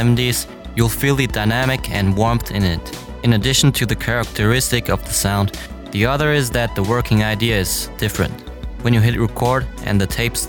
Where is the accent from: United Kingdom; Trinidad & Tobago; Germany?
Germany; Mainz, Rhineland-Palatinate; now in Beijing, China; I was born in Mainz, Germany